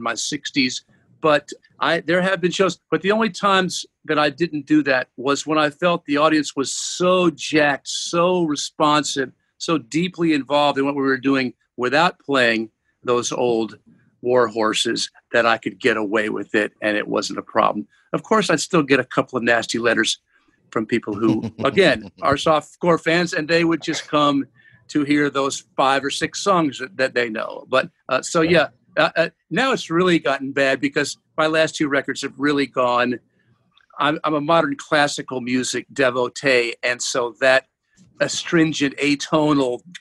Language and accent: English; Williamsburg, Virginia, United States; also born or lived in Richmond, Virginia / Los Angeles; I was born in Richmond, and I grew up in Williamsburg, 50 miles down the road, and this is where I am now